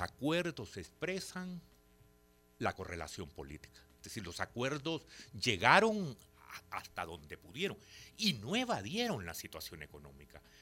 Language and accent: Spanish; El Salvador